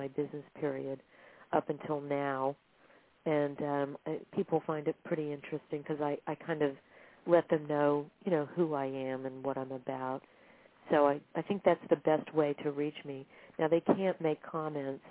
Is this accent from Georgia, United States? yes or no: no; Texas, United States; moved away; go back to Texas